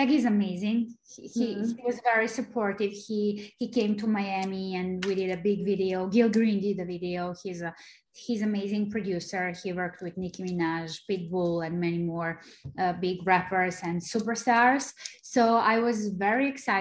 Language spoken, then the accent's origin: English; Serbia; English is a second language; moved away as an adult; now in United States; I'm originally from Serbia, from a small country, and it wasn't easy for me to try to make it in the US